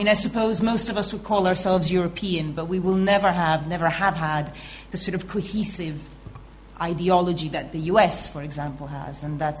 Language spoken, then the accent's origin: English; Denmark; moved away as an adult; also born or lived in Italy; now in United Kingdom; I'm Italian born, I grew up in Denmark, I've lived in the UK for 20 years